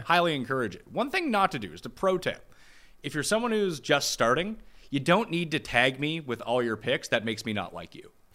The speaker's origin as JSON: {"language": "English", "country": "Canada", "said": "being Canadian"}